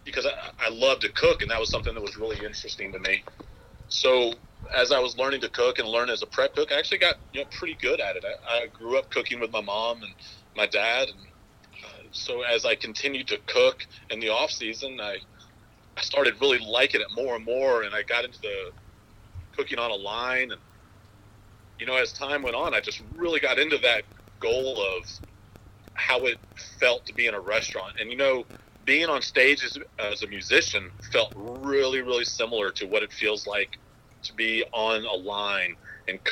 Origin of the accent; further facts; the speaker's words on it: Louisville, Kentucky, United States; moved away; growing up in Louisville, Kentucky